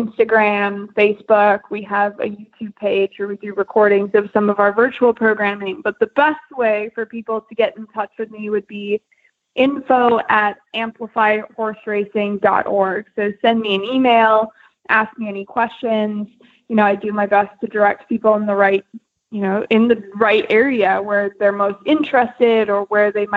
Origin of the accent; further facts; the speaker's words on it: North Dakota, United States; I'm from North Dakota originally